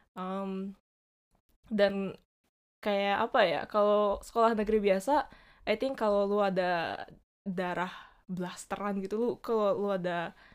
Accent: Bali, Indonesia; moved away as an adult; now in Japan; gue lahirnya di, di Bali. Terus um, sampai lulus SMA di Bali.

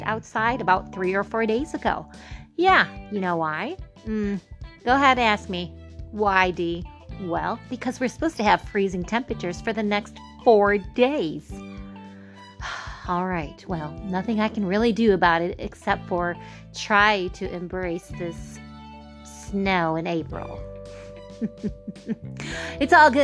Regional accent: Michigan, United States; I am from Michigan

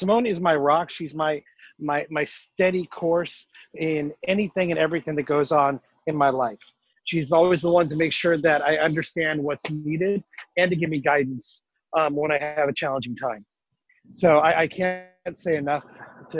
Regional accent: Castro Valley, California, United States; moved away as an adult; now in Sacramento, United States; I was born and raised in Castro Valley, California

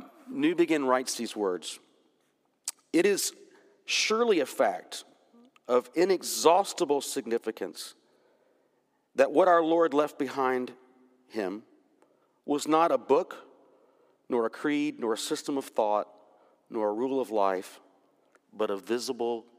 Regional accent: Jacksonville, Florida, United States; When I was growing up in Jacksonville, Florida

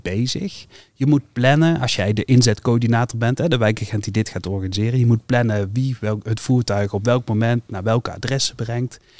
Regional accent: North Brabant, Netherlands; bij ons in Brabant

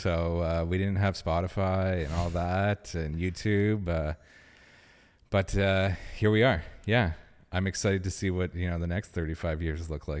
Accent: Ottawa, Ontario, Canada; I was born and raised here

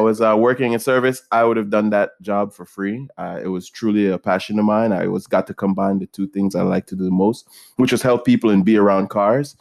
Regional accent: Jamaica; moved away; growing up in Jamaica

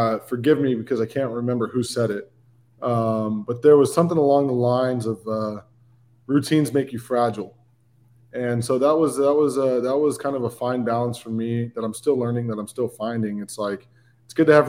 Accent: Brentwood, California, United States; I grew up in Northern California, in a town called Brentwood. It's about an hour outside of San Francisco, Oakland area

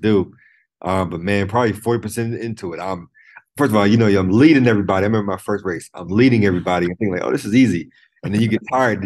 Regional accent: Virginia, United States; Allen Iverson, I'm from Virginia, so Allen Iverson was big.

